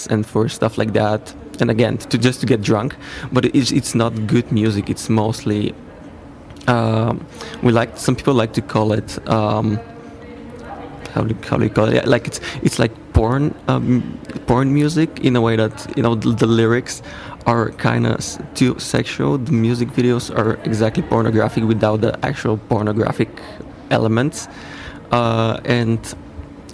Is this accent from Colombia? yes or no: no; Bulgaria; I'm from Bulgaria